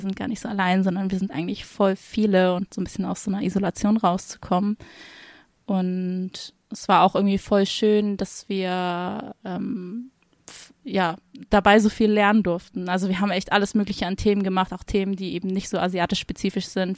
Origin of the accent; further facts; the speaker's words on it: Hamburg, Germany; moved away as an adult; now in Frankfurt, Germany; ich komme eigentlich aus Hamburg